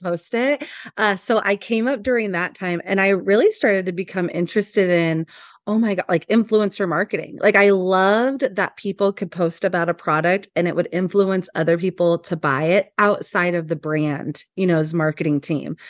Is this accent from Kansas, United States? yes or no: yes; Hanover, Kansas, United States; moved away as an adult; also born or lived in Los Angeles, California; now in Lincoln, United States; I'm originally from Kansas